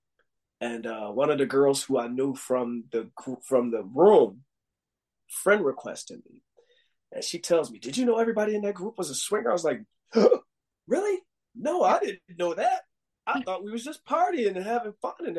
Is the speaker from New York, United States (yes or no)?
yes; Buffalo, New York, United States; moved away as an adult; also born or lived in Hawaii; I moved back from Hawaii back to home in Buffalo, New York